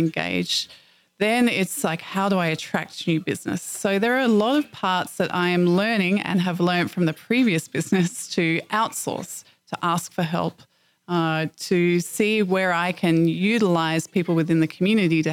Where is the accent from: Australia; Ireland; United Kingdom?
Australia; moved away; I'm from Australia.